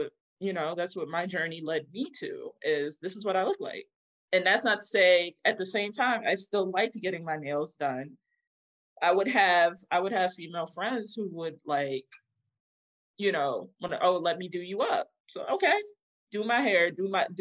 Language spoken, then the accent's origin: English; New York City, New York, United States; also born or lived in Bronx / Long Island; I was born in Queens.